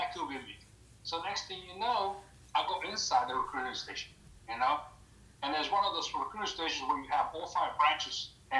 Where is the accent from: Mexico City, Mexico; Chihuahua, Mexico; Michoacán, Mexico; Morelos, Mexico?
Morelos, Mexico; Tepoztlán; first language Spanish; English is a second language; moved away; also born or lived in New York; So originally I'm from Mexico, a small little town up in the middle of nowhere. It's called Tepoztlán, Morelos.